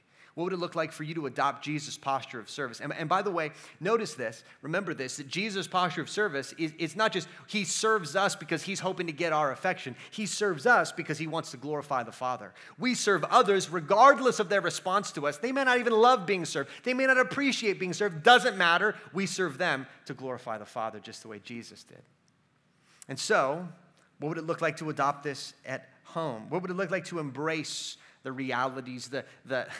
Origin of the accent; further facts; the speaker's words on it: United States; we as American Christians